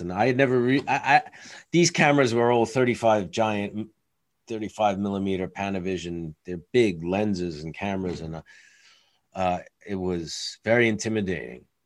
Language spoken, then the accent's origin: English; New York, United States; as a New Yorker